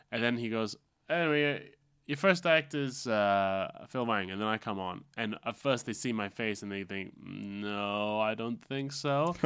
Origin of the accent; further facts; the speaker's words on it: Malaysia; from being Malaysian